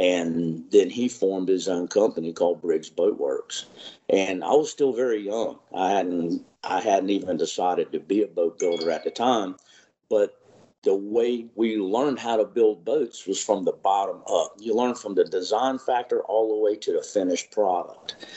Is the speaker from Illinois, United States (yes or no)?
no; Dare County, North Carolina, United States; I grew up around the Dare County area here